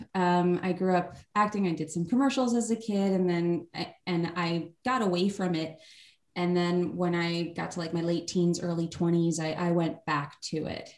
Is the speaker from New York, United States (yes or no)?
yes; New York, United States; also born or lived in Los Angeles, United States; now in Austin, United States; Been here uh, a little over two years. We were in Los Angeles before that, and I grew up in New York